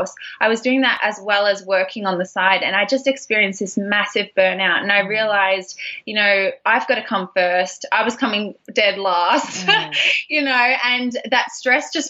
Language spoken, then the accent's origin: English; Geelong, Victoria, Australia; moved away as an adult; also born or lived in Melbourne, Australia; now in San Francisco Bay Area, United States; I'm actually a fellow Aussie as well. I'm living now in California in the San Francisco Bay Area. I moved here about 5 years ago with my husband, but originally I'm from Geelong